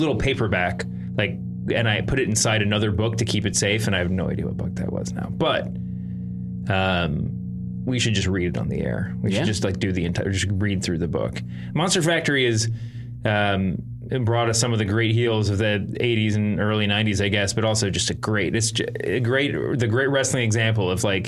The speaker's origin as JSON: {"language": "English", "region": "New Jersey", "country": "United States", "said": "And I'm … from New Jerse"}